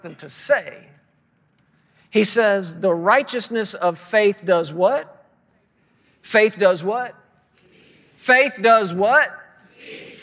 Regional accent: Fort Worth, Texas, United States; moved away as an adult; now in Woodland Park, United States; we're originally from the Fort Worth, Texas area.

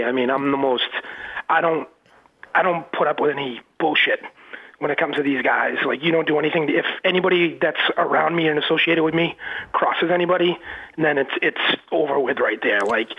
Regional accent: United States; my biological parents, I have no clue what I am. I just go with it. I'm an American man.

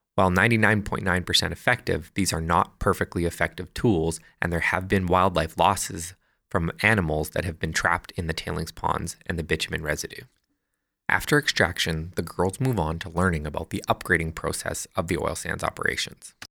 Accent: Fort McMurray, Alberta, Canada; I grew up in Fort McMurray, the heart of Canada's oil sands industry

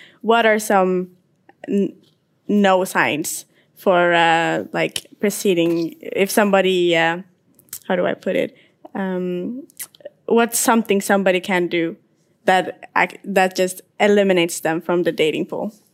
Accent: Ethiopia; now in Norway; 20 years old and from uh, Ethiopia originally

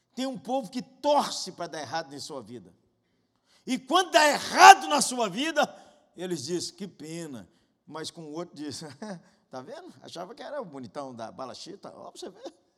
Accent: Janaúba, Minas Gerais, Brazil; Lá na minha cidade, Janaúba

